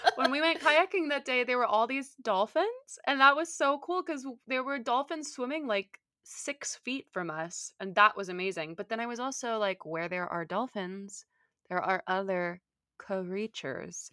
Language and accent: English; Southern California, United States; I grew up in Southern California